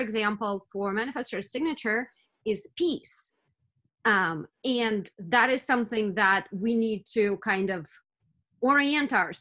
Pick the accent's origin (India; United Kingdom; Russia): Russia; moved away; I'm from Russia originally